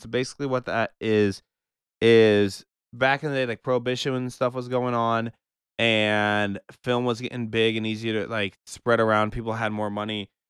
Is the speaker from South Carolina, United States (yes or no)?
no; Omaha, Nebraska, United States; I know my hometown, Omaha, very well